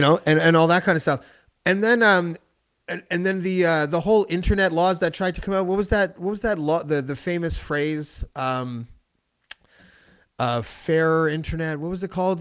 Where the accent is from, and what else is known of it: Canada